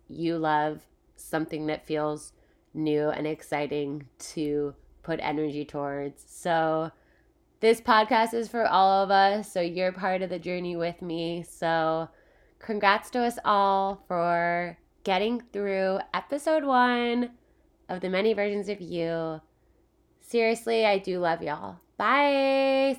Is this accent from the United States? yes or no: yes; Philadelphia, Pennsylvania, United States; now in California, United States; I'm from Philadelphia. I live in California